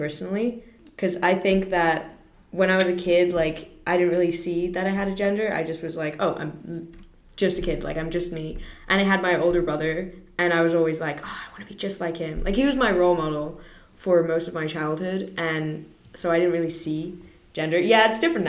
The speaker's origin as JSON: {"language": "English", "country": "Singapore", "tie": "born or raised there", "said": "I'm born and raised in Singapore my entire life"}